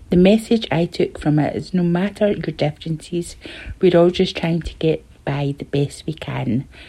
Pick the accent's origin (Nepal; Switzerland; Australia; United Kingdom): United Kingdom; Tain, Scotland; I'm from Tain in Scotland.